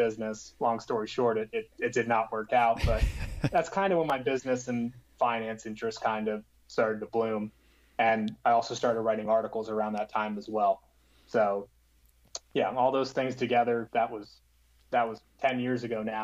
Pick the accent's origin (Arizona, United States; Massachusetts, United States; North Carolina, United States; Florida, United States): Florida, United States; South; I grew up in South Florida